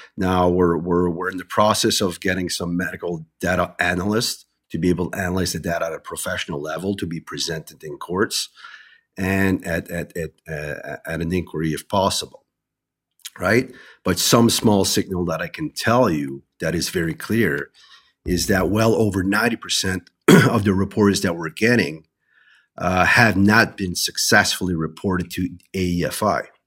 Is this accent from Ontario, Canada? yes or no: no; New Brunswick, Canada; I'm originally from New Brunswick